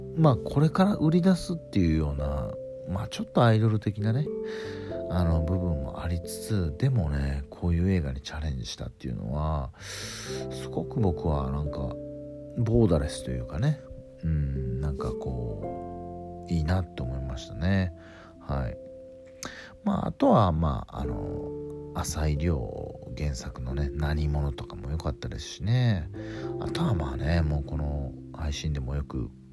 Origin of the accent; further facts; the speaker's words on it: Ehime, Japan; 僕のふるさと愛媛